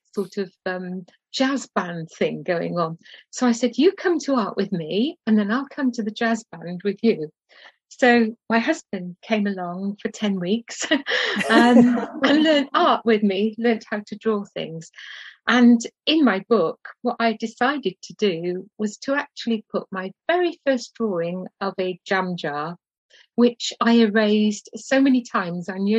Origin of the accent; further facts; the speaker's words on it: Cardiff, Wales, United Kingdom; my hometown in Cardiff